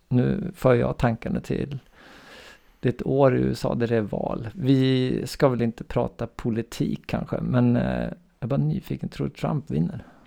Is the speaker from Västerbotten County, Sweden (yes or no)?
yes; Umeå, Västerbotten County, Sweden; jag är då uppväxt i Umeå